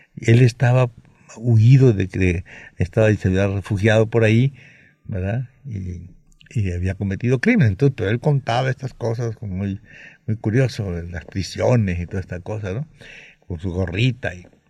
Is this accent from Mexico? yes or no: yes; Mexico; allá sigo siendo el mexicano entre ellos